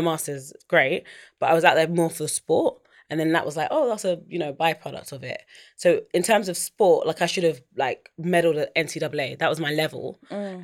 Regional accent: London, United Kingdom; also born or lived in United States; I grew up in East London.

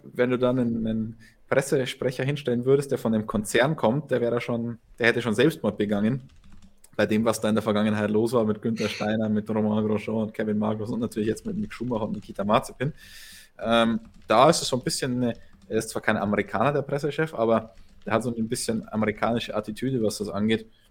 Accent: Germany; Ich als Deutscher

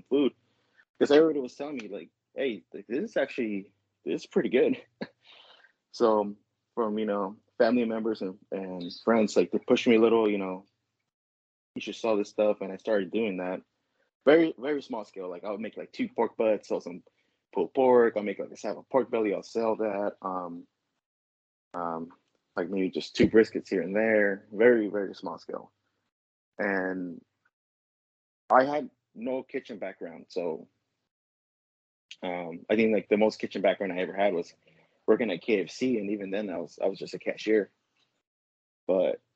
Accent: Los Angeles, California, United States; I'm actually born and raised from LA. I've pretty much lived around the same area my whole life

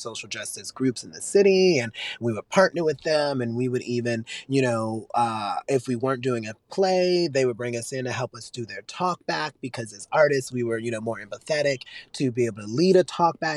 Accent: Richmond, Virginia, United States; I'm from Richmond, Virginia

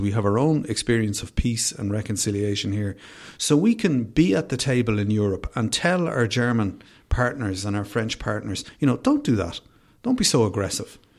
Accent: Dublin, Leinster, Ireland; I'm from Finglas originally, I grew up in Finglas.

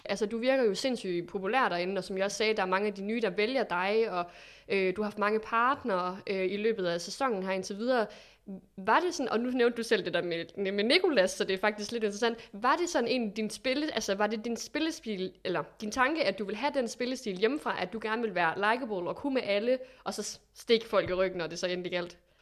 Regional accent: Aalborg, North Denmark Region, Denmark; sidder jo i Aalborg, og jeg er fra Aalborg

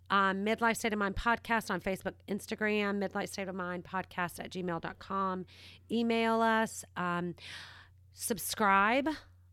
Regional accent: the South, United States; also born or lived in other parts of the country; Okay, so let's just get it straight. I'm from the South. We drink it iced.

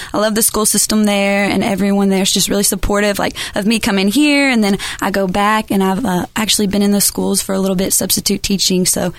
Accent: Harned, Kentucky, United States; Well, I'm from Harned, Kentucky, like you said, so it's only about an hour away from Owensboro

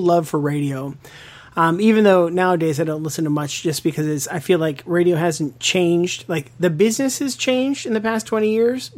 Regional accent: Western Pennsylvania, United States; moved away; I grew up in Western Pennsylvania.

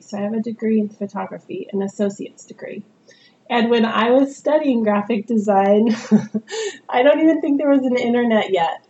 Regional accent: Northern California, United States; moved away as an adult; also born or lived in San Diego; now in Portland, United States; where I grew up in Northern California

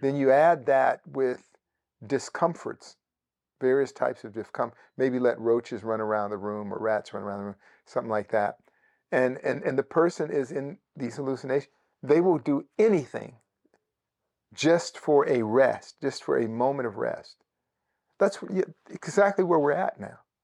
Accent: Bay Area, Northern California, United States; moved away; Parts of the Bay Area, uh, where I grew up in Northern California

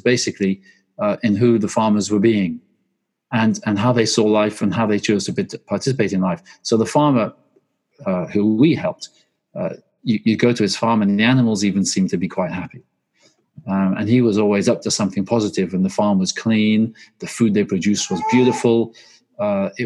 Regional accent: Belgium; moved away; I grew up in Belgium. I'm half Swedish and half English, and we lived in the countryside

